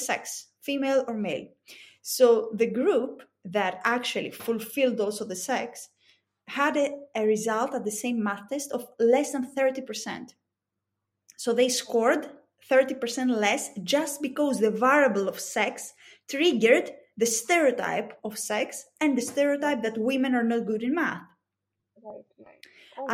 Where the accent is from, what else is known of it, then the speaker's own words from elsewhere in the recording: Greece; accent: thick Greek; English is a second language; It's my thick Greek accent